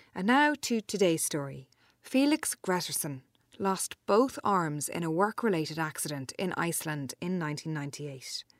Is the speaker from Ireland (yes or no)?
yes; Glenageary, Leinster, Ireland; moved away as an adult; now in Lyon, France; originally I'm from Glenageary, County Dublin